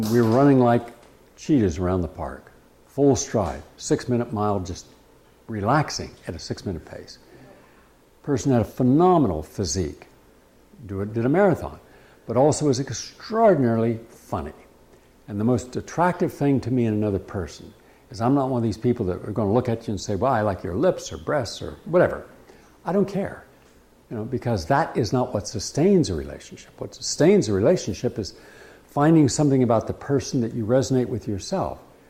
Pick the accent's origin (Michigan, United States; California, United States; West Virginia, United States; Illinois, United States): West Virginia, United States; some of these guys I grew up with in West Virginia